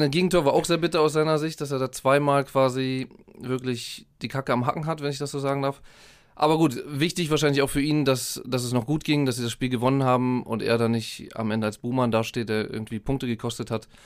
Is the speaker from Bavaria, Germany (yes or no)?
no; Berlin, Germany; born there; ich bin ein gebürtiger Berliner, ich habe keine große Verbindung zu Hertha